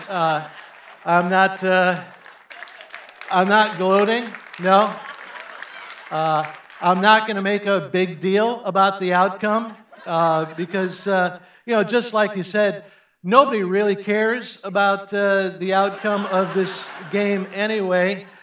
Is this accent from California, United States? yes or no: no; Chicago, Illinois, United States; I grew up in Chicago